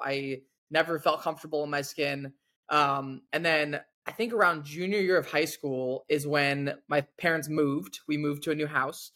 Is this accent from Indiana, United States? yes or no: no; Washington, United States; growing up in Washington myself